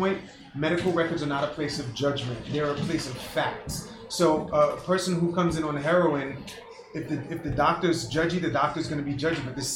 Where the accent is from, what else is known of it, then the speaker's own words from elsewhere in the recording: New York City, New York, United States; So I'm from Brooklyn. I'm from Flatbush, Brooklyn. Okay, I'm from the hood